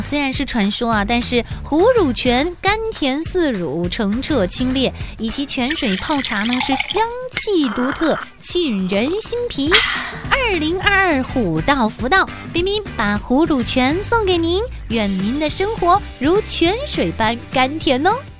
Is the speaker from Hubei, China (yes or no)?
no; Quanzhou, Fujian, China; 当然就是我的家乡，刚刚晋升为世界文化遗产地的泉州啦